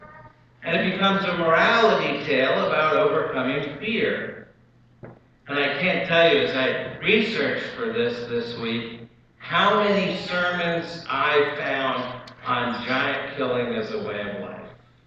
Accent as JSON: {"language": "English", "town": "Oakland", "region": "New Jersey", "country": "United States", "tie": "born or raised there", "said": "when I was growing up in Oakland, New Jersey, this was my all-time favorite Bible story."}